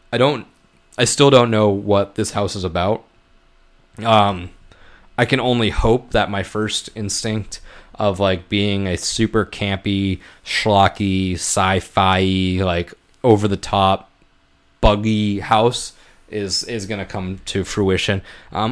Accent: Maine, United States; from being from New England and from that area, like that growing up in Maine

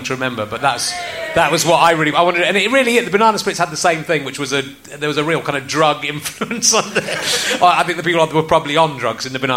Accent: Cheddar, South West England, United Kingdom; also born or lived in Loughborough; I moved from Loughborough when I was 8 to Cheddar

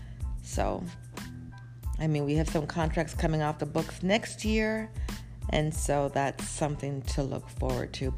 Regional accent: Toronto, Ontario, Canada; I'm actually from Toronto

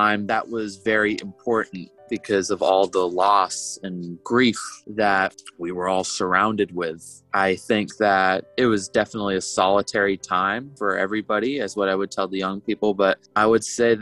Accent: Maine, United States; moved away as an adult; also born or lived in St. John's, Newfoundland; growing up in Maine

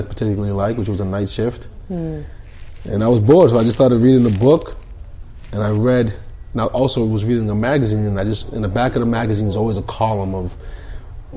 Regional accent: Somerville, Massachusetts, United States; also born or lived in Boston; born in Boston. I'm from Somerville.

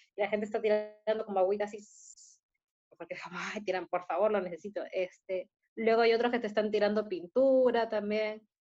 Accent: Peru; now in Chile; Yo, como peruana

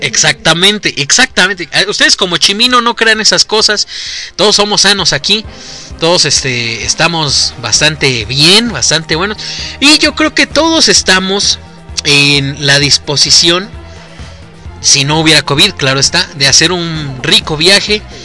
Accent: Mexico; aquí en México

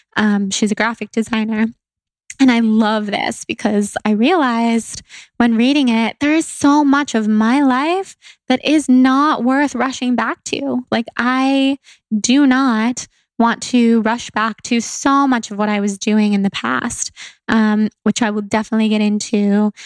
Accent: Sacramento, California, United States; where I grew up in Sacramento

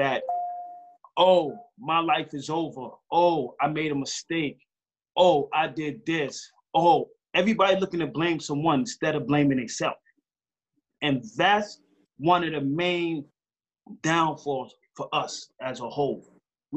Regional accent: New York City, New York, United States; growing up in Far Rockaway

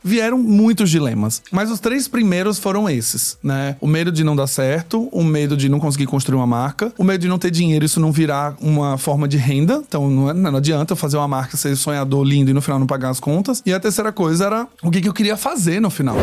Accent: Aracaju, Sergipe, Brazil; moved away as an adult; now in São Paulo, Brazil; eu sou aracajuano. Eu saí de Sergipe e fui morar em São Paulo em 2012

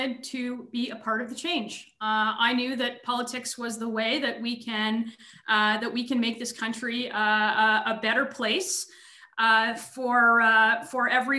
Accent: Thornhill, Ontario, Canada; I was born and raised in Thornhill. I've spent almost my entire life in Thornhill

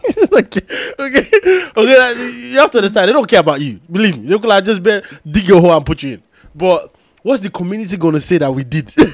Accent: Nigeria; I'm from Nigeria

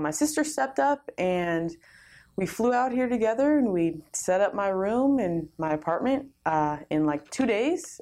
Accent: California, United States; moved away; I'm originally from California.

